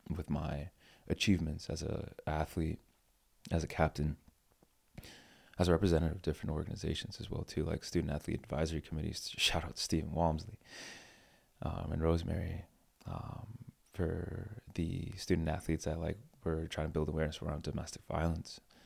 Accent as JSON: {"language": "English", "town": "East Hartford", "region": "Connecticut", "country": "United States", "tie": "born or raised there", "said": "I grew up in East Hartford, Connecticut"}